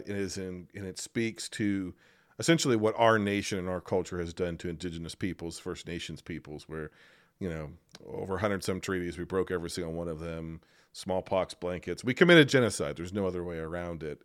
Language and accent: English; United States